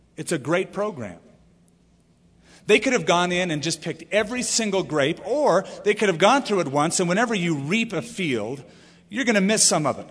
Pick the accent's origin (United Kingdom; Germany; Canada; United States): United States; California; now in Albuquerque, United States; I come from California where, you know, we don't even know what a manor is